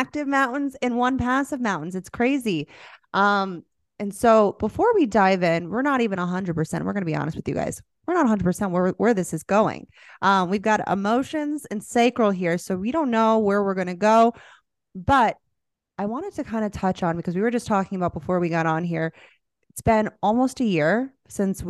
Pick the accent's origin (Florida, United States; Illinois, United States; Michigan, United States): Florida, United States; moved away; I'm from Florida